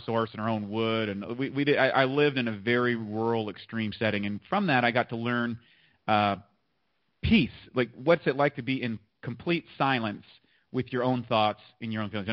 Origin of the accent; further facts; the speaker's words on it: eastern Canada, northeast of Maine, New Brunswick, Canada; also born or lived in Toronto, Ontario, Canada; I just kind of grew up in eastern part of Canada. I was born in Toronto, but then I moved out to the sticks, just a little slightly northeast of Maine in the United States